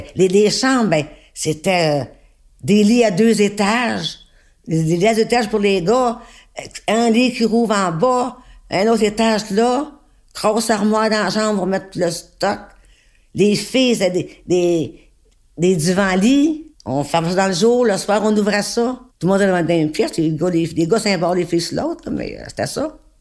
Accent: Montreal, Quebec, Canada; je suis native de Saint-Henri

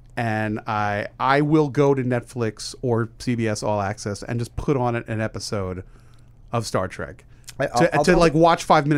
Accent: New York area, United States; When I grew up in the New York area

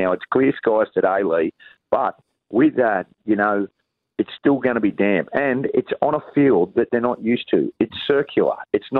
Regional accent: North Sydney, New South Wales, Australia; also born or lived in Queensland; I was born in New South Wales.

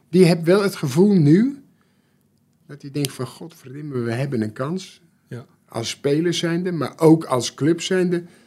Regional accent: Netherlands; Ik ben in Nederland geboren en gelukkig niet in Duitsland

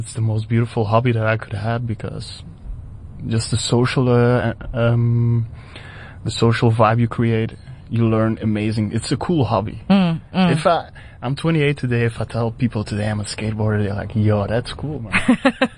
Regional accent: Belgium; moved away as an adult; now in South Africa; Back in my hometown in Belgium

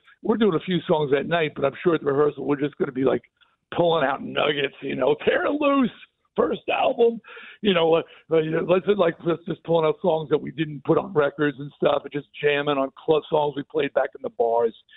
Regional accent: New York, United States; I'm a New Yorker

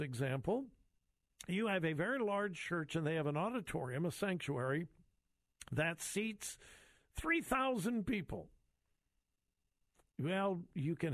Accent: Southern California, United States; moved away as an adult; now in Central Ohio, United States; I was born and raised in Southern California. I've been gone for a long, long time. My wife and I have lived here in the Central Ohio area for, I think it's now 43 years

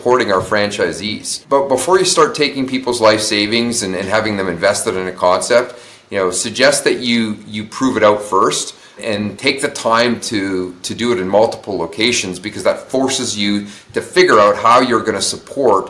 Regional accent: St. Albert, Alberta, Canada; we opened our first studio in St. Albert, Alberta, which is my hometown

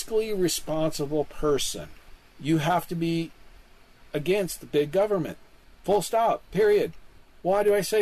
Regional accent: Kansas City, Missouri, United States; my hometown of Kansas City

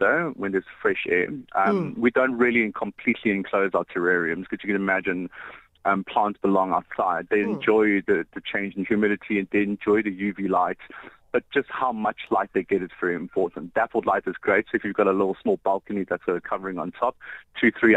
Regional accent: Johannesburg, Gauteng, South Africa; moved away as an adult; also born or lived in Cape Town; I'm actually from Johannesburg

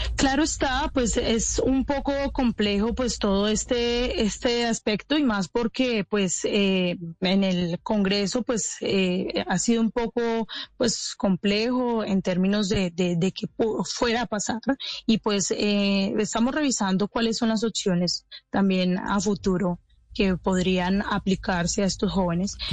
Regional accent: Cali, Valle del Cauca, Colombia; yo soy de Cali

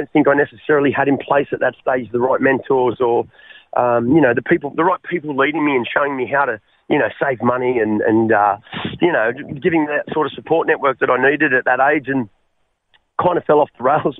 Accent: Sydney, New South Wales, Australia; So I grew up in Western Sydney, mate, in the Bankston area.

